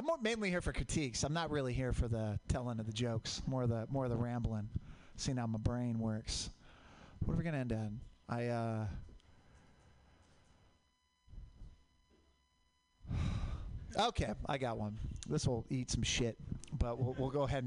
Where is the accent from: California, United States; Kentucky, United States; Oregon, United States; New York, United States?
Oregon, United States; Portland; I grew up in Portland